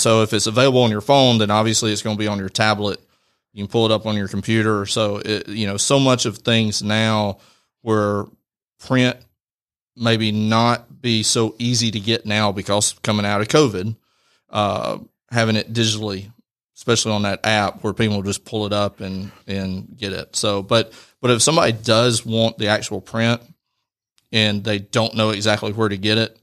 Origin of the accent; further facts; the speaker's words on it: Rome, Georgia, United States; I'm born and raised in Rome